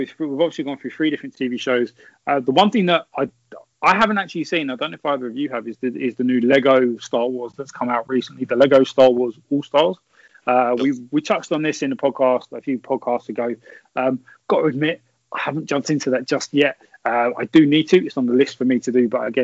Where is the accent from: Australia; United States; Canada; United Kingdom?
United Kingdom; England; I'm English.